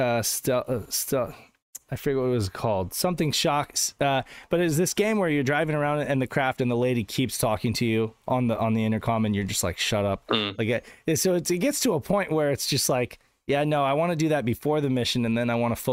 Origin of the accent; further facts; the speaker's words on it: Reno, Nevada, United States; growing up in Reno, Nevada